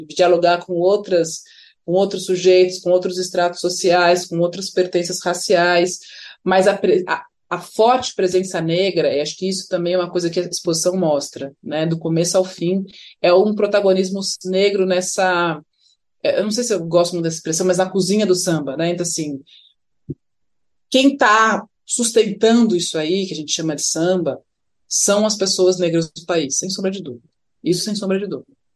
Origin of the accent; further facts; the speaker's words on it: São Paulo, Brazil; eu sou paulista